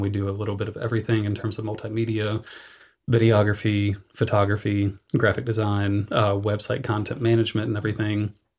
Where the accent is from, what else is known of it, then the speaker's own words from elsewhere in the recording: Morganton, North Carolina, United States; went back to my hometown of Morganton, North Carolina